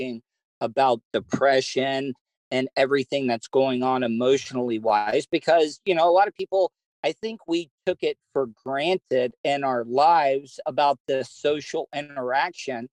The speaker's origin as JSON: {"language": "English", "region": "the South", "country": "United States", "accent": "Southern", "said": "I am as Southern"}